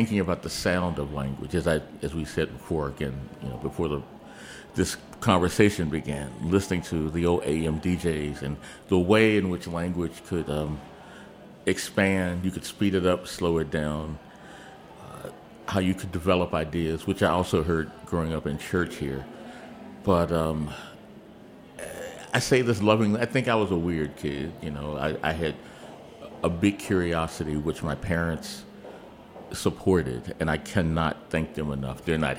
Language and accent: English; Augusta, Georgia, United States; born there; now in Washington, D.C., United States; No, we moved to D.C. in August of 1958. I was born in Augusta, Georgia